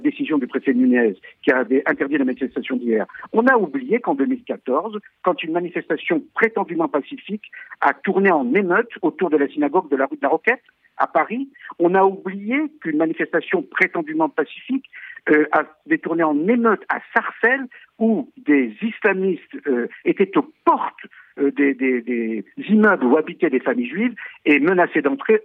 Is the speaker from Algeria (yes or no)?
yes; Algeria; now in France; je suis né en Algérie, et ma famille a subi des pogroms organisés par des musulmans qui faisaient des descentes, notamment dans les rues de Constantine